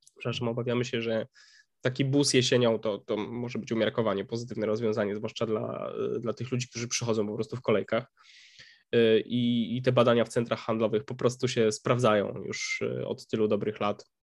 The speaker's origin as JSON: {"language": "Polish", "region": "Upper Silesia", "country": "Poland", "said": "my sami jesteśmy z, z Górnego Śląska"}